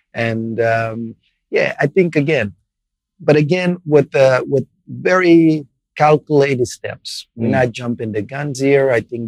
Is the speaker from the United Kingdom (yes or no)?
no; Portugal; English is a second language; moved away; I was an immigrant with, you know, I didn't speak English at the time either.